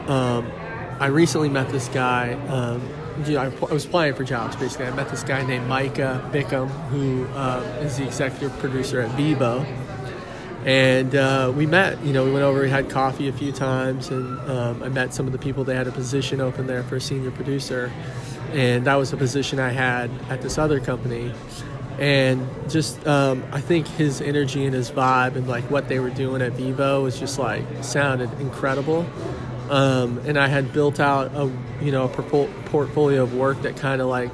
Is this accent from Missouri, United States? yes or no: yes; Lake Lotawana, Missouri, United States; also born or lived in Kansas City; I'm originally from Lake Lotawanna, Missouri. Grew up there, grew up in Kansas City.